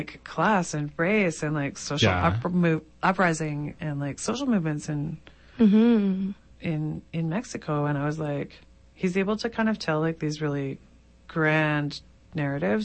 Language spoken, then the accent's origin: English; Canada; as a Canadian